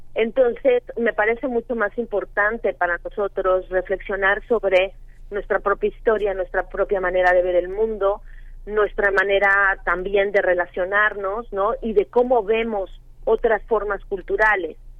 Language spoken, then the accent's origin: Spanish; Mexico; los mexicanos